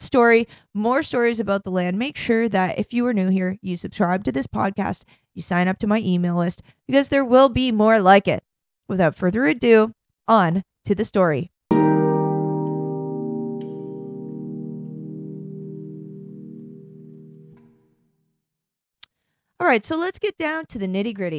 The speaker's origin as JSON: {"language": "English", "country": "Canada", "also_born_or_lived": "Ireland / England / France", "moved": "as an adult", "lives_now": "United States", "said": "I live here now and I've been working in America energy since 2014. I'm Canadian."}